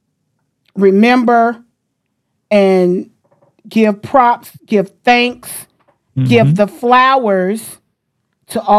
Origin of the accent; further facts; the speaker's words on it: Jacksonville, Florida, United States; all of us was born and raised in Jacksonville, Florida